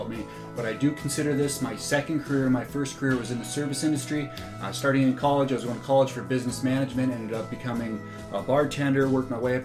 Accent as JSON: {"language": "English", "region": "North Dakota", "country": "United States", "said": "Told him I was from North Dakota."}